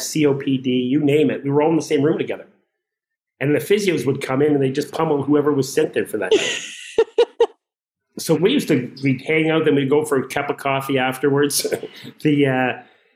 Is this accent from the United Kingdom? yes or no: no; Saskatchewan, Canada; the world in which I grew up and lived in Saskatchewan, even when I was a kid, I always had a job